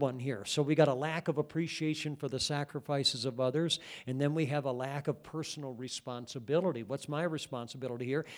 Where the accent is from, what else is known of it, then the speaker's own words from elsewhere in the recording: Cascade, Iowa, United States; my hometown, um, of Cascade when I was a kid